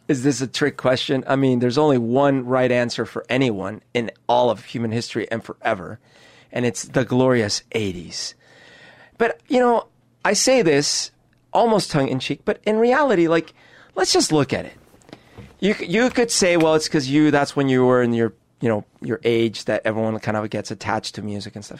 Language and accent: English; Bogotá, Colombia; now in Seattle, United States; I grew up in Bogota.